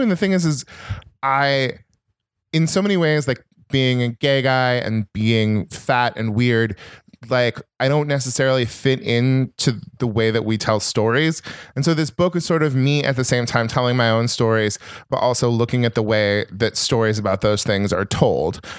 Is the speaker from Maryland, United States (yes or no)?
no; Northern California, United States; also born or lived in Minnesota; I'm from Northern California, and I went to Berkeley